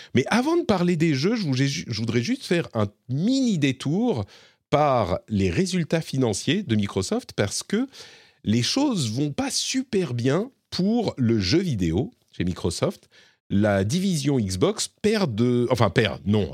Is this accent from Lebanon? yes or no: yes; Lebanon; moved away; je suis né au Liban et j'ai passé beaucoup de temps euh, au Liban